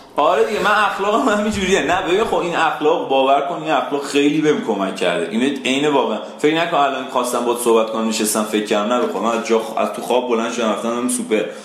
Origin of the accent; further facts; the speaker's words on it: Isfahan, Iran; من خودم اصفهانی ام حالا ذاتا اصفهانی نیستم ولی خب تو اصفهان بزرگ شدم